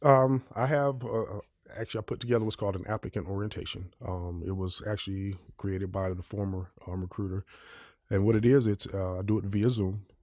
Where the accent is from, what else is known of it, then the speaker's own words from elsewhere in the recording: Kentucky, United States; I grew up in Kentucky where we left the doors open, screen doors.